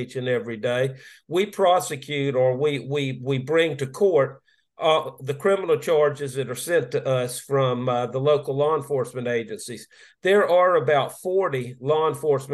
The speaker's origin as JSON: {"language": "English", "town": "Jacksonville", "region": "Florida", "country": "United States", "tie": "born or raised there", "also_born_or_lived": "St. Johns County, Florida", "said": "I'm a native Floridian. I was born in Jacksonville, Florida, raised there, went to high school there"}